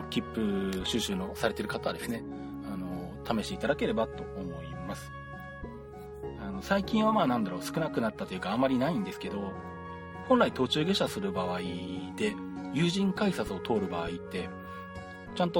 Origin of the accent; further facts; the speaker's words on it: Nagoya, Aichi, Japan; moved away as an adult; now in Shizuoka, Japan; 私、名古屋出身なんで、名古屋に30年ぐらい住んでたんですけど、まあ、静岡に来たのはここ10年ぐらいなんですけど